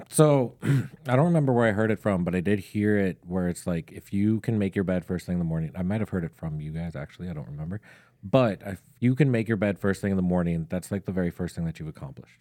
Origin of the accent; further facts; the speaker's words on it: St. Stephen, Minnesota, United States; I actually grew up just north of Saint Cloud, um, in a very small town called Saint Stephen